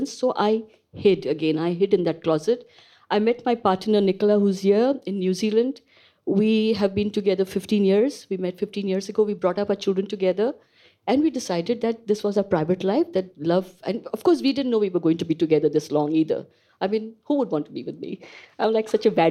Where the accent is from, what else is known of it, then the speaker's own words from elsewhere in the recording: India; moved away as an adult; I am born and bred in India. So I grew up in India